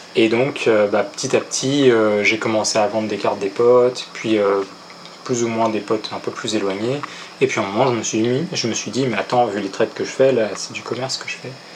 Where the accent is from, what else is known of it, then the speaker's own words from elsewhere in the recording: Paris, Île-de-France, France; moved away; also born or lived in Mont-de-Marsan; je suis parisien d'origine